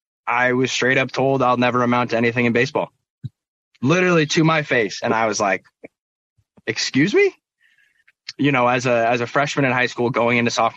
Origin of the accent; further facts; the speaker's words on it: Portland, Oregon, United States; born there; So I was born in Portland. We actually moved up to Seattle for a year.